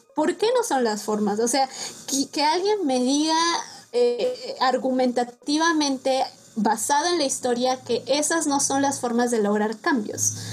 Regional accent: Mexico; also born or lived in Sweden; Como buenos mexicanos

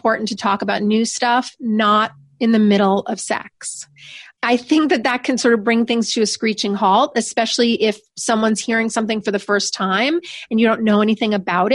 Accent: New York, United States; I'm from New York. I'm very direct

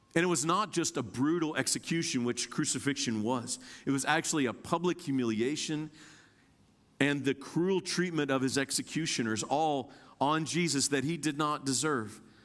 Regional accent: Indiana, United States; now in Kentucky, United States; I'm born and raised in Indiana, but I live in Kentucky.

